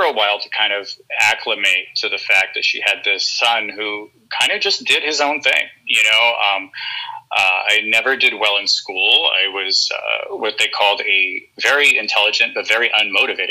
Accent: Norwalk, California, United States; also born or lived in Downey, California / Hawthorne, California; I was born in Norwalk. Grew up kind of in Norwalk Downey area

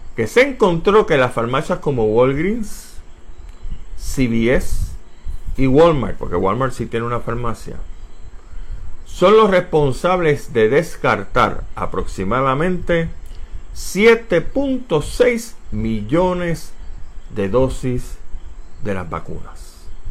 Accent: San Juan, Puerto Rico; moved away; also born or lived in Tallahassee, Florida; soy nacido en Barrio Obrero, Puerto Rico, el 31

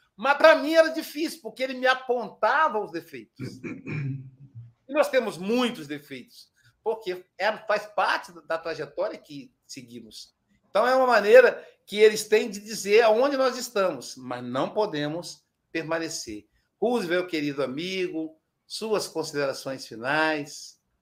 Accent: Muriaé, Minas Gerais, Brazil; diretamente da minha cidade natal, Muriaé, Minas Gerais

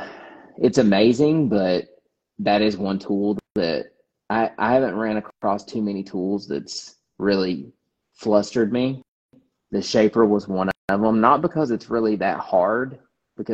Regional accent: Kentucky, United States; moved away; I'm from Kentucky

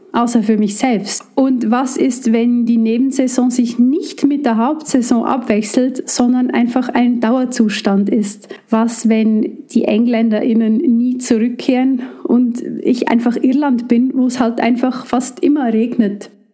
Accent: Switzerland; moved away; ich komme aus der Schweiz und arbeite hier für die evangelisch-methodistische Kirche als Gemeindeentwicklerin

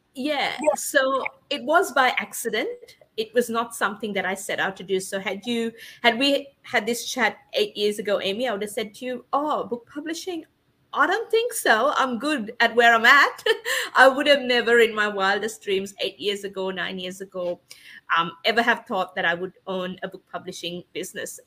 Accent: Sri Lanka; moved away as an adult; now in Australia; I was born and raised in Sri Lanka and came to Australia when I was 18

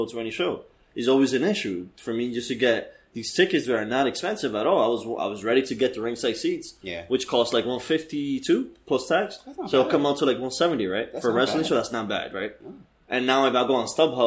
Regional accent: New York, United States; here in New York, in my hometown

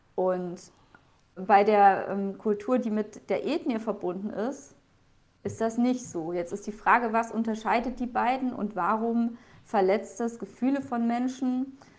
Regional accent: Thuringia, Germany; now in Bavaria, Germany; komme ursprünglich ja auch nicht aus Bayern, ich komme aus Thüringen

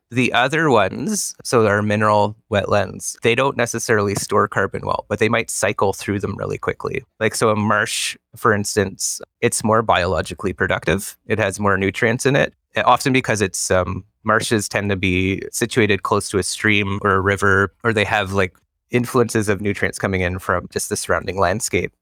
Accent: Ontario, Canada; now in British Columbia, Canada; I'm from Ontario.

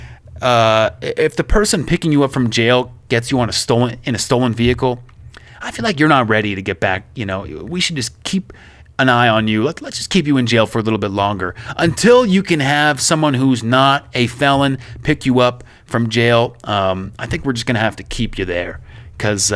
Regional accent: Oakville, Ontario, Canada; moved away as an adult; now in Ukraine; My hometown of Oakville, Ontario

